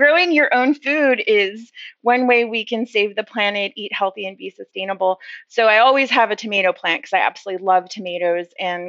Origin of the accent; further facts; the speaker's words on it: Oakland, California, United States; moved away as an adult; now in Pittsburgh, United States; I moved here 13 years ago from Oakland, California, where it's just standard to compost and to eat a vegetarian, organic, local, sustainable menu